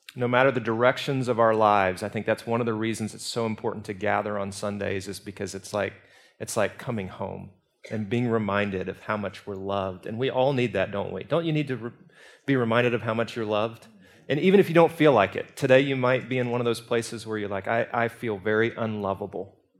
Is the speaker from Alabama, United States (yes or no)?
yes; Birmingham, Alabama, United States; I'm from Birmingham." And she said, "England." And I said, "Alabama